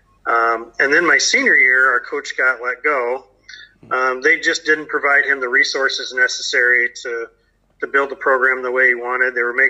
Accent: Creston, Iowa, United States; I grew up in Creston, Iowa, which is southwest Iowa

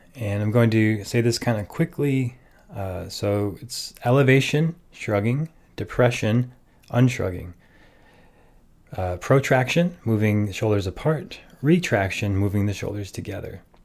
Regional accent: Minnesota, United States; I grew up in Minnesota

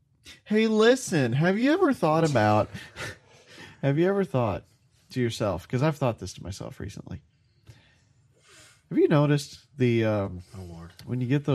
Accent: the South, United States; I'm pretty Southern.

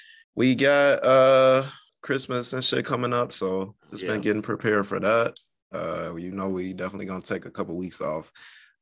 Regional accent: Chicago, Illinois, United States; I'm from Chicago

